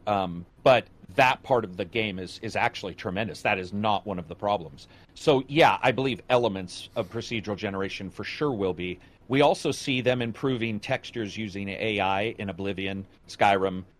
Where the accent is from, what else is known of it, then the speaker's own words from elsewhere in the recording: United States; we're still from America